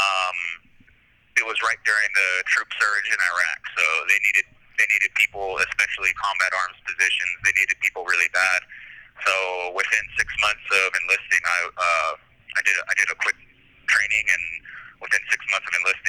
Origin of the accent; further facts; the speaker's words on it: Santa Maria, California, United States; moved away as an adult; also born or lived in Kentucky; now in California, United States; I'm from Santa Maria, born and raised, spent my formative years there, and I lived there until I was 19